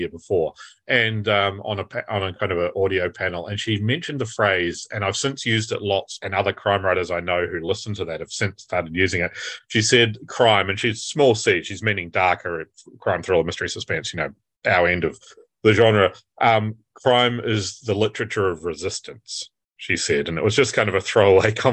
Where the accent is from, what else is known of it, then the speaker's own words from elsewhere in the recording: New Zealand; moved away as an adult; now in United Kingdom; growing up in New Zealand